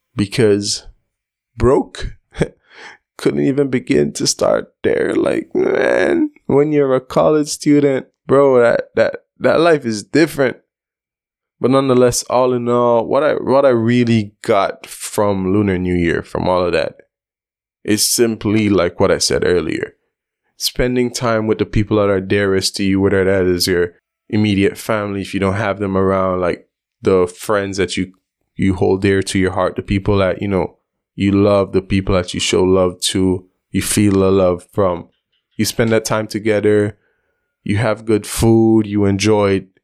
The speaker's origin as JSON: {"language": "English", "country": "Belize", "tie": "born or raised there", "said": "growing up in Belize, we have a large Asian community."}